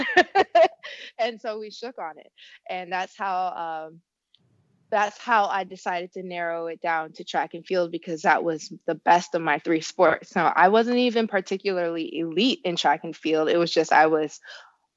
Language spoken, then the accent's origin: English; Elyria, Ohio, United States; So I grew up in Elyria, Ohio, very small town, one public high school, literally related to half